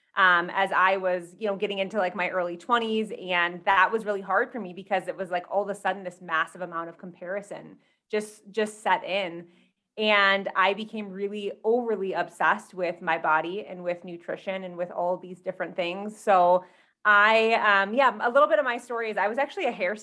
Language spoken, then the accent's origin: English; Michigan, United States; moved away as an adult; now in Colorado, United States; I'm originally from Michigan, but I just moved out to Colorado maybe 3 months ago.